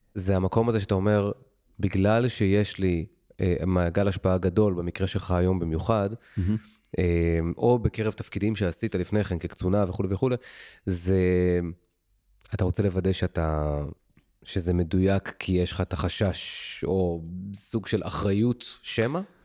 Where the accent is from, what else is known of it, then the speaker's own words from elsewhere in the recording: Ramat Gan, Tel Aviv District, Israel; גדלתי משפחה ברמת גן, ממוצעת, רגילה